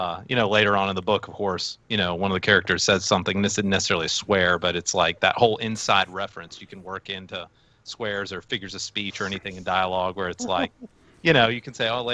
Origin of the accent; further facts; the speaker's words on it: Alabama, United States; I grew up in Alabama